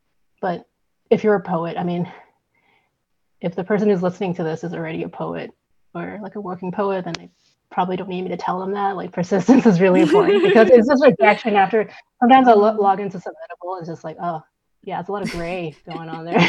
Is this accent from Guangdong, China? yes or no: yes; Guangzhou, Guangdong, China; I'm from Guangzhou, yeah, cool.